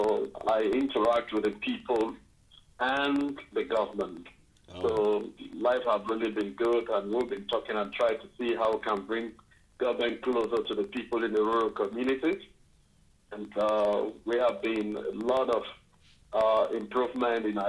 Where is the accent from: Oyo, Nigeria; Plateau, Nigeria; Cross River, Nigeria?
Cross River, Nigeria; Boki, Ogoja; I'm from Bokki, part of Ogoja, you know, the part of Ogoja